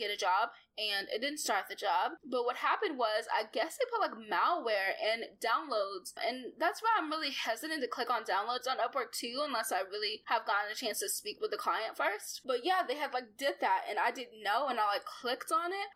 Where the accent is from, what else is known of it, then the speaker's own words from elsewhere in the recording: Arkansas, United States; I'm from Arkansas and I live in Arkansas